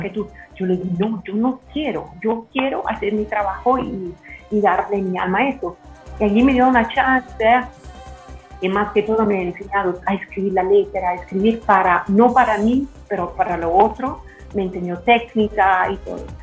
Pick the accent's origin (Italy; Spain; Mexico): Italy; central Italy; Spanish is a second language; moved away; also born or lived in Milan, Italy; yo nací en el centro y todavía soy de carácter, eh, como, como actitud, soy pues, un poco del centro